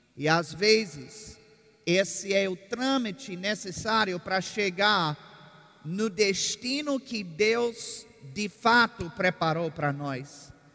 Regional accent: Virginia, United States; moved away as an adult; also born or lived in Oklahoma; now in Brazil; Eu sou do estado de Virgínia

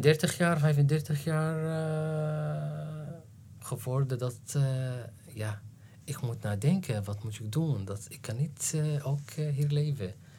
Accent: Damascus, Damascus Governorate, Syria; Dutch is a second language; moved away as an adult; also born or lived in Aleppo, Syria; now in Netherlands; ik ben geboren in Aleppo, 1972 Dus ik ben gegroeid in Aleppo tot, eh, tot zeven of acht jaar en daarna in, in Damascus.

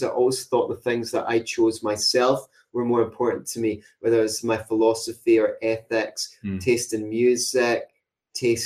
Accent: Glasgow, Scotland, United Kingdom; I like being Glaswegian for some reason, especially when I'm out of Glasgow

